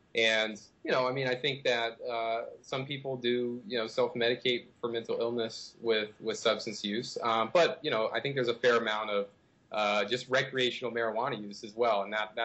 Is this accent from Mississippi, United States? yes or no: yes; Jackson, Mississippi, United States; moved away as an adult; now in Rhode Island, United States; I'm originally from Jackson, Mississippi, so Southern boy at heart, but you know, fell in love with Rhode Island